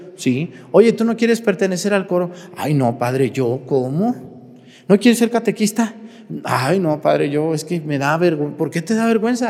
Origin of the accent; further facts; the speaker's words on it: Jalisco, Mexico; moved away as an adult; Yo soy de Jalisco